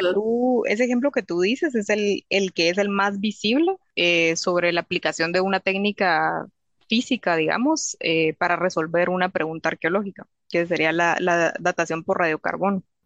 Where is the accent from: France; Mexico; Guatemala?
Guatemala; moved away as an adult; now in England, United Kingdom; en Guatemala usamos azúcar de caña